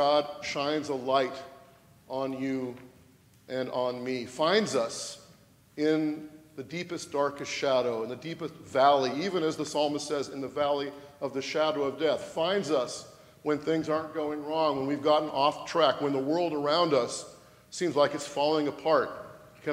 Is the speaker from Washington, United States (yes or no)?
yes; Washington, United States; moved away as an adult; also born or lived in California; from my home state of Washington to California and back